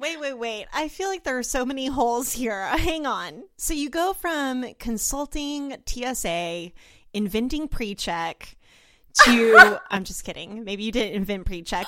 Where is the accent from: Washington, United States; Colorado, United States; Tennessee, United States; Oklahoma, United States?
Oklahoma, United States; Oklahoma City; I'm from Oklahoma City